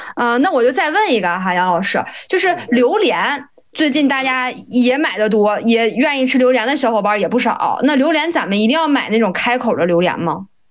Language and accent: Chinese; Dalian, Liaoning, China; 因为我老家是东北的啊，然后我家是大连的，所以大连其实也产苹果